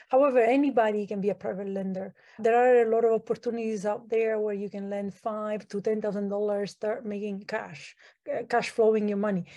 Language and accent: English; Italy; now in Canada; I'm from Italy. I grew up in Italy